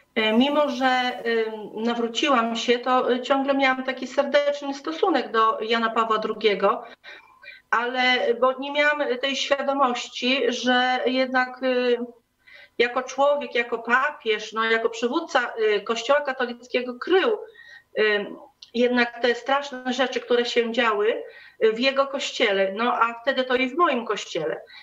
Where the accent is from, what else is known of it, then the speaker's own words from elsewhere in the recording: Diocese of Siedlce, Masovian Voivodeship, Poland; ja jestem z, pochodzę z diecezji siedleckiej